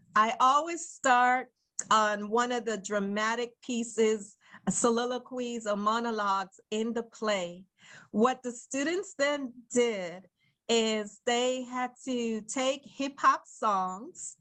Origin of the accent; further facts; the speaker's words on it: New York City, New York, United States; as a young girl growing up in Brooklyn, New York